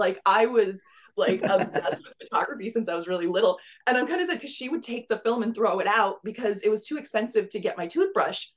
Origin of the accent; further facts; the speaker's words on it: Pennsylvania, United States; moved away as an adult; also born or lived in Rochester, New York; now in Southwest Florida, United States; I grew up in Pennsylvania, so that's where I'm originally from